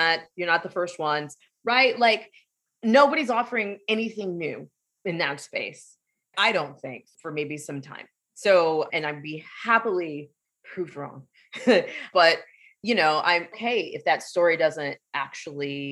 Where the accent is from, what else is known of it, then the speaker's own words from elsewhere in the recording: San Diego, California, United States; I grew up in San Diego